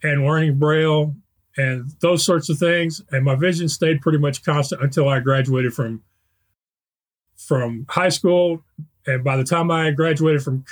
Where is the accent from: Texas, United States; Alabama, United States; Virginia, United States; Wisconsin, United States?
Texas, United States; Spring; I grew up in Spring, Texas, which is a suburb of Houston